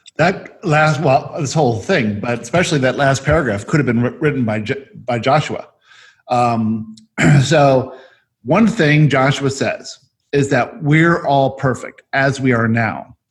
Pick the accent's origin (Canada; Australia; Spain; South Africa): South Africa; I was born in South Africa